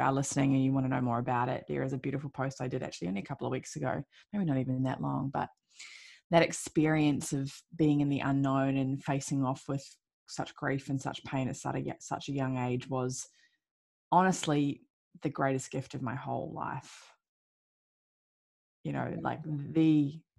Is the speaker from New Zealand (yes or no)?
yes; New Zealand; I was born and raised in New Zealand